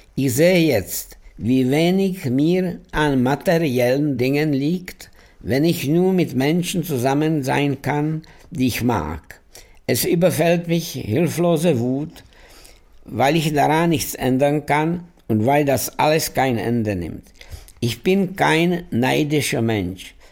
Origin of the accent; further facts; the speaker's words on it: Prague, Czechia; ich bin in Prag geboren, in einer total assimilierten jüdischen Familie